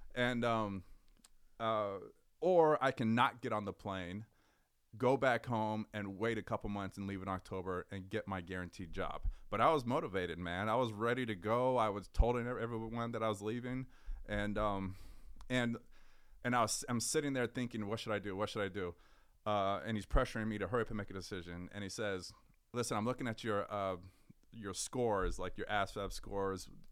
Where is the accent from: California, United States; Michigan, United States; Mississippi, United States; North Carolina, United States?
California, United States; Richmond; also born or lived in Berkeley, California; I grew up in the San Francisco Bay Area. I'm from a city called Richmond